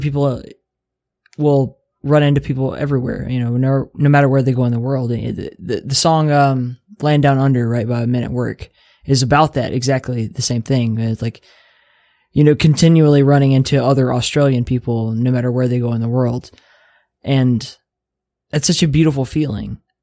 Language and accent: English; Mobile, Alabama, United States; accent: southern; moved away; I'm from Mobile, Alabama.